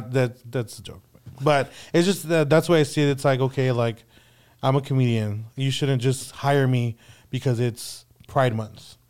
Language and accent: English; San Antonio, Texas, United States; born and raised here in San Antonio.